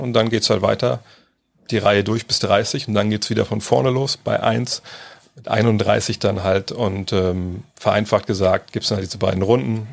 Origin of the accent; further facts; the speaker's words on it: Germany; bin ja auch Deutscher